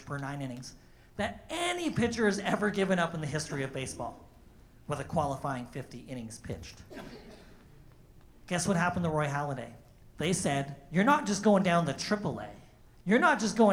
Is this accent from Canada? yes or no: yes; Thunder Bay, Ontario, Canada; moved away; my hometown of Thunder Bay